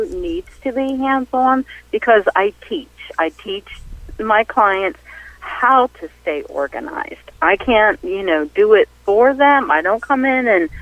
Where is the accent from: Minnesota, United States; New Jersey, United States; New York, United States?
New Jersey, United States; moved away as an adult; I grew up in New Jersey